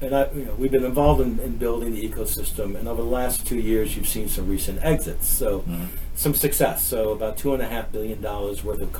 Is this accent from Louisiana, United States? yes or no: yes; New Orleans, Louisiana, United States; moved away as an adult; also born or lived in New York / Boston / Atlanta / Pittsburgh; I'm born and raised in New Orleans. I did my walkabout, as all New Orleanians do, about 13 years to New York, Boston, Atlanta, Pittsburgh.